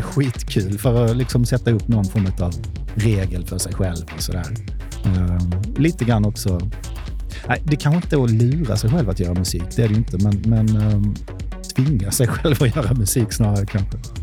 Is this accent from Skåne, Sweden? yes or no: yes; Hässleholm, Skåne, Sweden; now in Stockholm, Sweden; i Hässleholm, där jag kommer ifrån, gick med i ABF